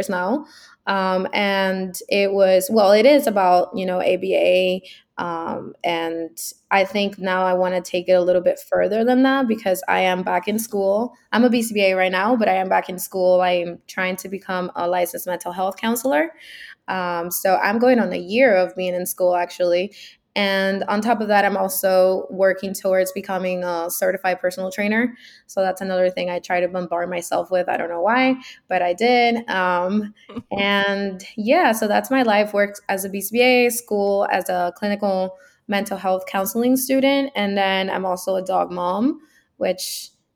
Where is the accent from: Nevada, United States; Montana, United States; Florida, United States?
Florida, United States; Miami; moved away as an adult; also born or lived in Cuba / Hialeah / Kendall; now in New York, United States; I was born in Cuba, actually, and I came to the United States when I was 10, and I lived in Hialeah, and then I lived in just like Kendall, so, you know, Miami-Dade County, until I was 23